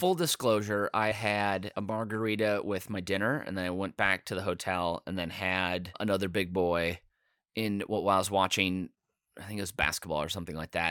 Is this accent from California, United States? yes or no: no; Chicago, Illinois, United States; i was from chicago